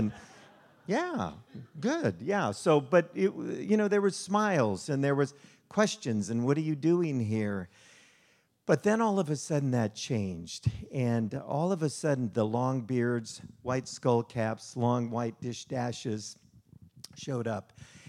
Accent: Chicago, Illinois, United States; born there; also born or lived in Las Vegas; So I was born in Chicago, plenty of business there. And then Las Vegas.

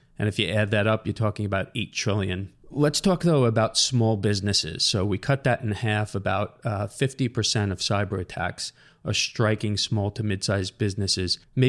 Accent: Long Island, New York, United States; We're both from Long Island. We're both headquartered here.

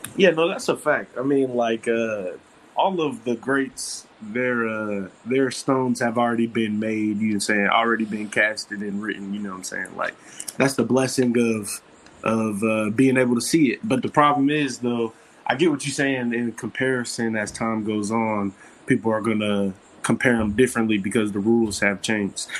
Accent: Ohio, United States; I'm from Ohio, Midwest shit

